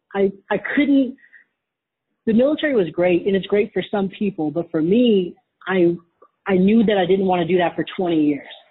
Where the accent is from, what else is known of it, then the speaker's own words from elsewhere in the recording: Wisconsin, United States; I grew up in Wisconsin